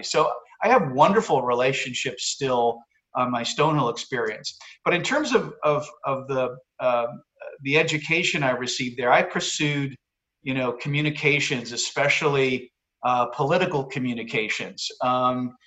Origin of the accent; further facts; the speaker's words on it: Massachusetts, United States; moved away as an adult; also born or lived in Basking Ridge, New Jersey; growing up in Massachusetts